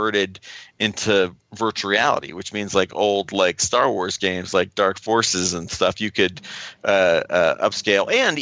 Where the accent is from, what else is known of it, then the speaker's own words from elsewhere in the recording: Ohio, United States; moved away; guys that I grew up with in Ohio